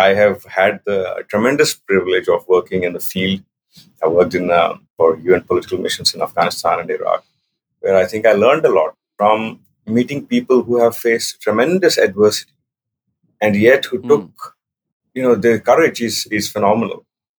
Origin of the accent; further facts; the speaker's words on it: Andhra Pradesh, India; also born or lived in Delhi; So, my upbringing was all over the place, but more in India. So, I grew up mostly in Andhra Pradesh, what was in Andhra Pradesh, including Tirupati, Vizag, Hyderabad.